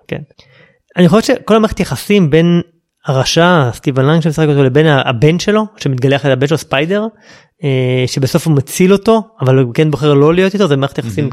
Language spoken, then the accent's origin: Hebrew; Israel; אנחנו כישראלים